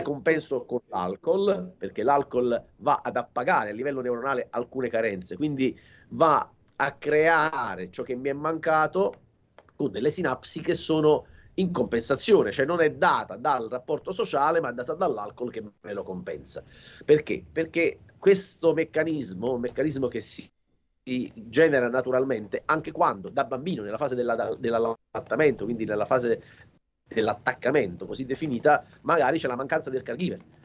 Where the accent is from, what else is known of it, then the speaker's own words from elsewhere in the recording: Salerno, Campania, Italy; sono di Salerno, quindi eh, la, la, città di Salerno la vivo benissimo